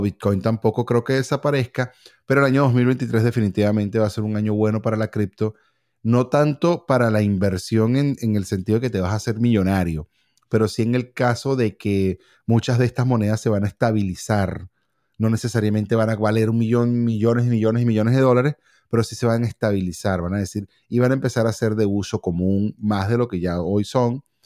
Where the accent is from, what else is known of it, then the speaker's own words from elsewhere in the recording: Venezuela; also born or lived in California; now in Miami, United States; nosotros como venezolanos